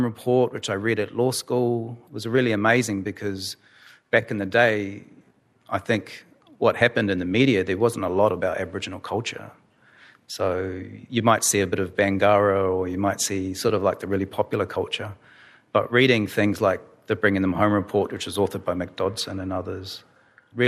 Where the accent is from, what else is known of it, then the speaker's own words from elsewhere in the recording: New Zealand; also born or lived in Darwin, Australia; now in Australia; growing up in Aotearoa, New Zealand, which is one of the newest lands in the world